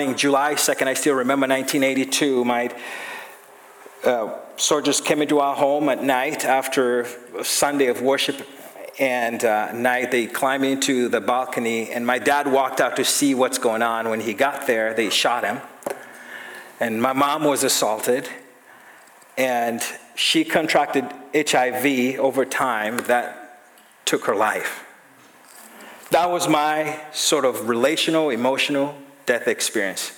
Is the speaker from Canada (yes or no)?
no; Uganda; I grew up in Uganda, East Africa